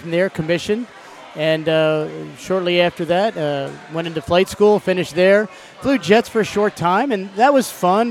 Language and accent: English; Cherry Hill, New Jersey, United States; moved away as an adult; born and raised in New Jersey, right across the river from Philadelphia